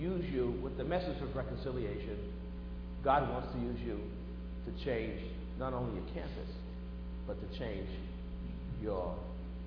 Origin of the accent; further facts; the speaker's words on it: Boston, Massachusetts, United States; when I was growing up in Boston